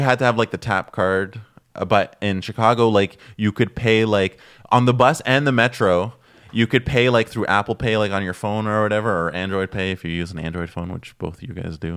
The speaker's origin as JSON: {"language": "English", "town": "Toronto", "region": "Ontario", "country": "Canada", "tie": "born or raised there", "moved": "yes", "lives_now": "Montreal, Canada", "said": "I'm originally from Toronto, so I would take the subway slash bus when I was, like, a kid growing up"}